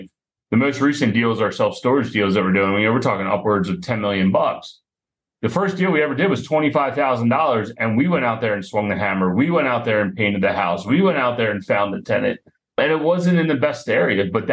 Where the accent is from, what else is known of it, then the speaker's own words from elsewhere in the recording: Philadelphia, Pennsylvania, United States; my business partner and I, we grew up together just outside of Philadelphia.